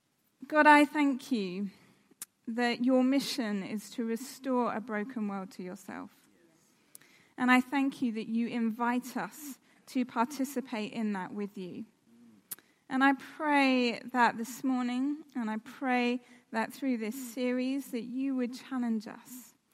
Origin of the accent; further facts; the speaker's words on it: South West England, United Kingdom; now in London, United Kingdom; I live in London. I grew up in the West Country. I lost my accent because I realised no one would take me seriously if I continued to talk like a farmer. But I've lived in London for the last 13 years.